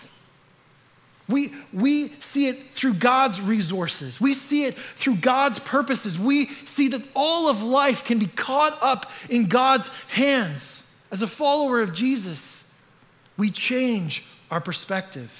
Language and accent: English; Canada; moved away; I am Canadian, so I say that word weird